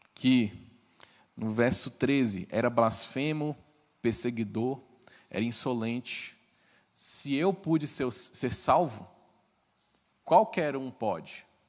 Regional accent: Brasília, Federal District, Brazil; Eu sou brasiliense.

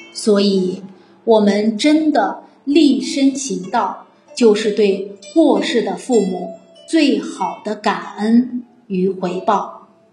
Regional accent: Fujian, China; accent: Minnan; 我今天讲闽南话讲得比较多，因为我今天收到消息，我们闽南张普教育局局长

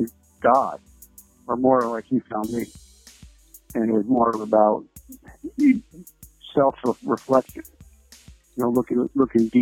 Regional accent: New Jersey, United States; I'm from New Jersey

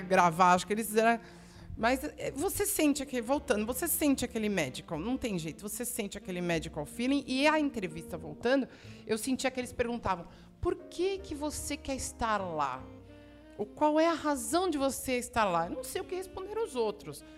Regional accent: Brazil

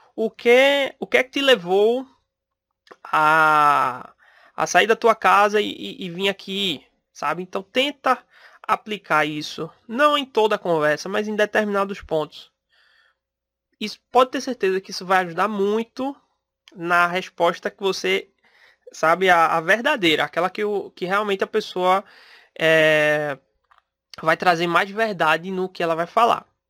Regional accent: Pernambuco, Brazil; eu sou de Pernambuco

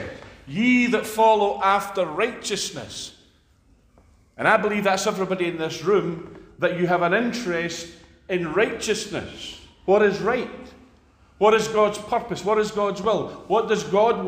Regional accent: Scots, Scotland, United Kingdom; As Scots

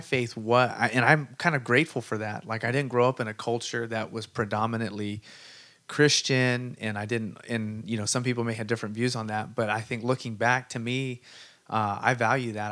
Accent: Sunnyvale, California, United States; I grew up in Sunnyvale, wrestled out there

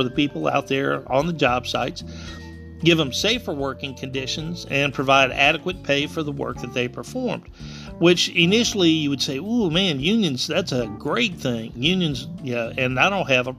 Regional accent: South Louisiana, United States; I come from South Louisiana.

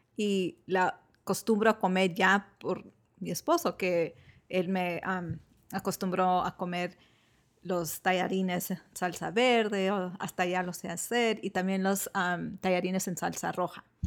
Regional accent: Michoacán, Mexico; born or raised there

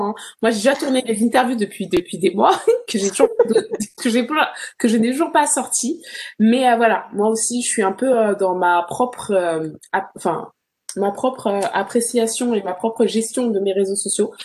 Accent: France; moved away as an adult; also born or lived in Birmingham, England; je suis française

